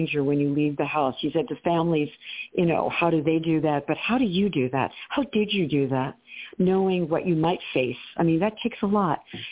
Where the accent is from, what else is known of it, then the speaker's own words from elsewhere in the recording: New York area, United States; I'm from the New York area